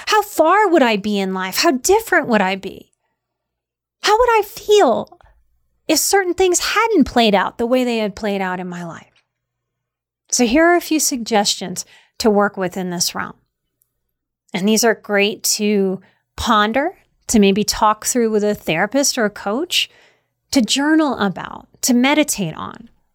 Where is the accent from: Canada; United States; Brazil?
United States; Louisiana; I grew up in Louisiana